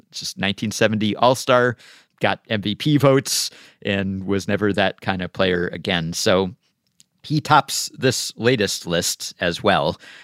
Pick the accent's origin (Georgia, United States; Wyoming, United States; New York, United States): New York, United States; I'm a New Yorker